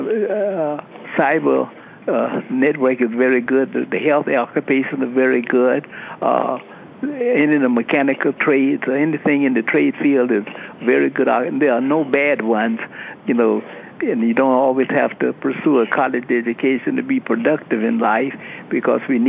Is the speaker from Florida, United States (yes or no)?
yes; Lake City, Florida, United States; I'm born and raised in Lake City